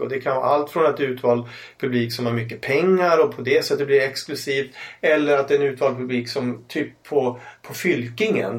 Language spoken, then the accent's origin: Swedish; Umeå, Västerbotten County, Sweden; Ålidhem mm. där jag växte upp